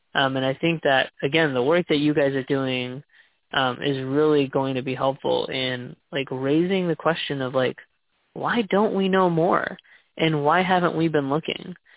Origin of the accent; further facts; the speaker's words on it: Texas, United States; moved away as an adult; now in Seattle, United States; I was born and raised in Texas, and I've recently made the big move to Seattle